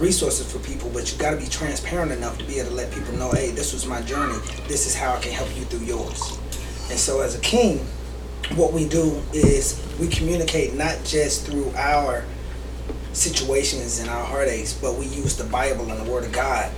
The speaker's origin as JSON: {"language": "English", "area": "Sumter", "region": "South Carolina", "country": "United States", "lives_now": "Greenville, United States", "said": "I am actually originally from Spumber, South Carolina"}